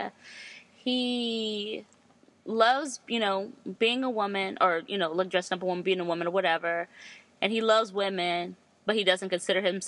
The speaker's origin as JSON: {"language": "English", "area": "the Bay Area", "region": "California", "country": "United States", "tie": "born or raised there", "said": "growing up in the Bay"}